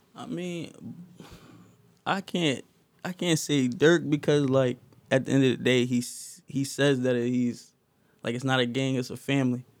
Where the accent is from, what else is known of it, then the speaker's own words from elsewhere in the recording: Philadelphia, Pennsylvania, United States; also born or lived in Williamsport, Pennsylvania; soon as I was born, my mom moved to Philly